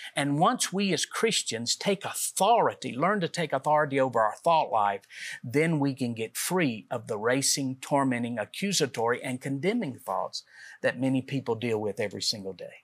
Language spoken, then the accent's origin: English; Middle Tennessee, United States; we're from Middle Tennessee